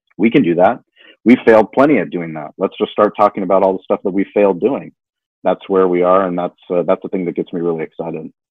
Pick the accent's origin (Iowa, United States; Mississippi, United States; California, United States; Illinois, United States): California, United States; La Jolla; growing up in La Jolla in a place that's very privileged